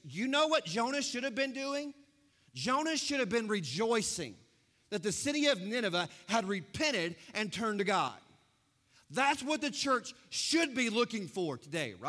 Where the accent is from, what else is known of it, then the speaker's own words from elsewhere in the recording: United States; I'm American